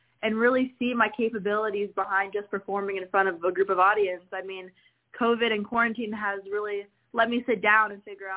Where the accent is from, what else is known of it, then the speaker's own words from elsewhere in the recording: Jacksonville, Florida, United States; I began singing in my hometown, Jacksonville, Florida